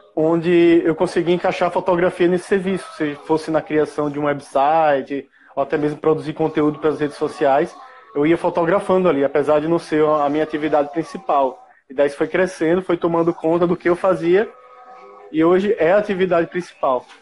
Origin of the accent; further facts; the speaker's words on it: Maceió, Alagoas, Brazil; Sou de Maceió